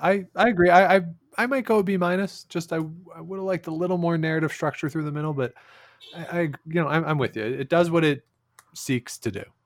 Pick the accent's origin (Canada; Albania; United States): Canada; born or raised there